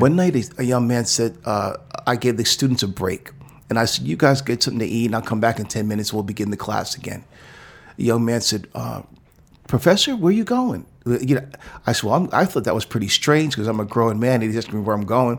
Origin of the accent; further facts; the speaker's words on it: New York City, New York, United States; moved away as an adult; also born or lived in New Jersey; now in Oakland, United States; I was born in New York City, and I grew up in the, uh, in the era when hip hop was just burgeoning above ground.